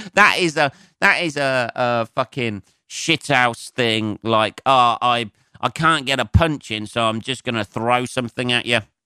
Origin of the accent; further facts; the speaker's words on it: Northampton, East Midlands, United Kingdom; growing up in Northampton